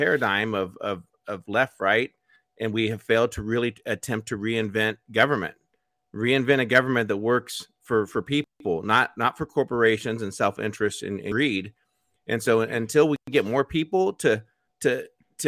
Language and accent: English; United States; I'm American